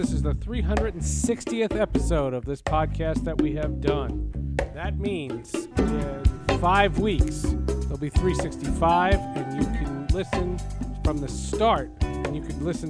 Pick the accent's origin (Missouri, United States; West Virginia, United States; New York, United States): New York, United States; New York City; It was not my first time. I was born in Brooklyn. I actually lived in Brooklyn when I started my career at MLB.